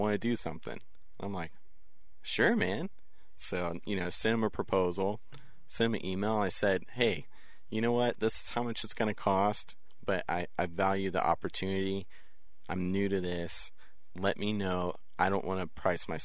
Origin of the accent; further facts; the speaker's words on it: West Texas, United States; growing up in West Texas